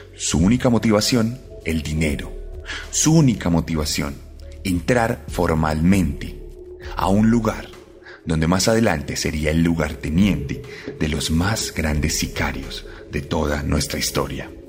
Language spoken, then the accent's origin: Spanish; Colombia